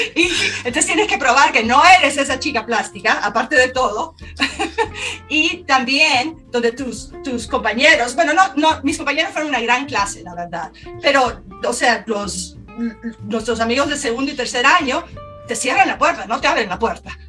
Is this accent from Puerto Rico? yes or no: no; Tegucigalpa, Francisco Morazán, Honduras; moved away as an adult; nací, crecí en Tegucigalpa